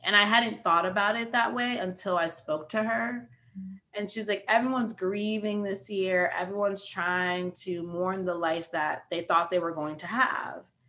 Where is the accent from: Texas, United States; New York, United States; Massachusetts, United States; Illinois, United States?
New York, United States; New York City; I'm also from New York City.